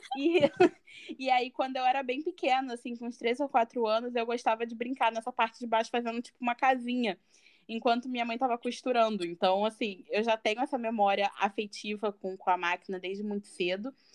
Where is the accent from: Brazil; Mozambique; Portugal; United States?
Brazil; Mesquita, Rio de Janeiro; Sou de Mesquita. Mesquita, amo sotaque. Na Baixada Fluminense.